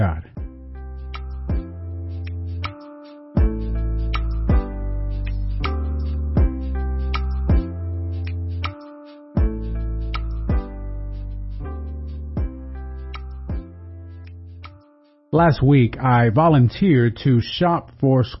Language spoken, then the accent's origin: English; Galveston, Texas, United States; now in Corpus Christi, United States; my hometown of Galveston